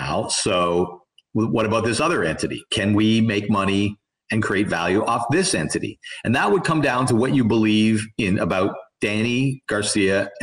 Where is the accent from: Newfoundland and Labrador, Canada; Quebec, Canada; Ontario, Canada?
Ontario, Canada; Toronto; I am right on the edge of the last generation of young people who grew up in Toronto, and I'm from Toronto, or the suburbs